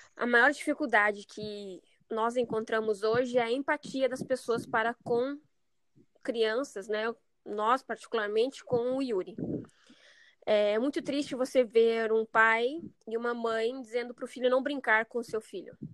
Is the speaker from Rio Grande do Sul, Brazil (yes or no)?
yes; Rio Grande do Sul, Brazil; moved away as an adult; also born or lived in Cascavel, Paraná; now in São José, Brazil; nós somos do Rio Grande do Sul, somos gaúcho